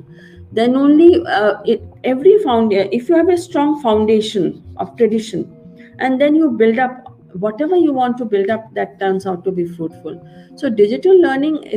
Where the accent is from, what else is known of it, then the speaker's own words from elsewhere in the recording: India; In our country, in India